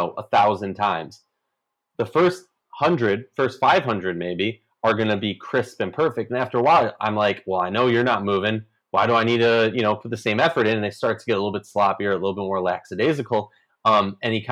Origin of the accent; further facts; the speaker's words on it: Minnesota, United States; my hometown team